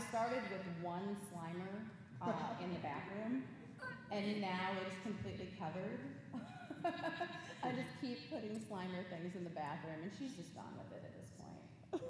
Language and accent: English; Midwest, United States; I'm from the Midwest. My mother to this day calls this dickering a deal.